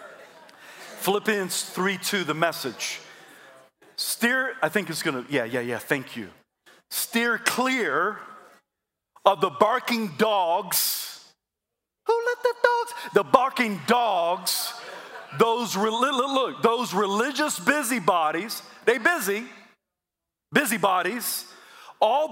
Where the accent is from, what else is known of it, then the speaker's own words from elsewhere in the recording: South Carolina, United States; I'm from South Carolina